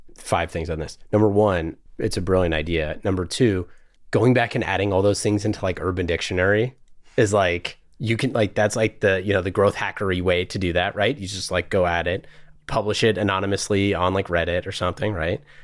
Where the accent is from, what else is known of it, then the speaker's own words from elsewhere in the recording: Oakland, California, United States; I grew up in Oakland, so around here, but not in the valley